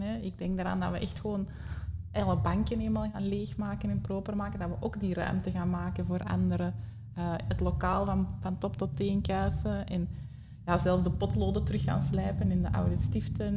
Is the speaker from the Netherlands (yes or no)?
no; Antwerp, Flanders, Belgium; bij ons in Antwerpen, of toch niet de regio waar ik woon